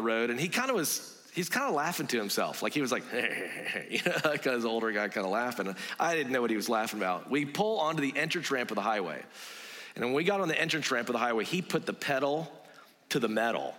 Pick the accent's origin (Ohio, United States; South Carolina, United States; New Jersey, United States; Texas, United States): South Carolina, United States; South Carolina, where I'm from